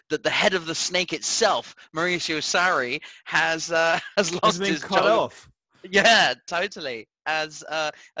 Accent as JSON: {"language": "English", "region": "Lisbon", "country": "Portugal", "tie": "born or raised there", "moved": "yes", "said": "in Lisbon, in my hometown"}